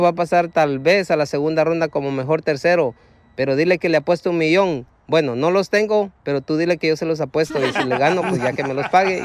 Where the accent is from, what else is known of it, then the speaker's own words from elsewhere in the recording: Guatemala; now in Fort Worth, United States; yo soy de Guatemala